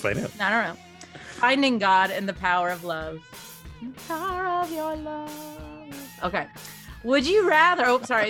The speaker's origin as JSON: {"language": "English", "region": "Kentucky", "country": "United States", "said": "I'm from Kentucky."}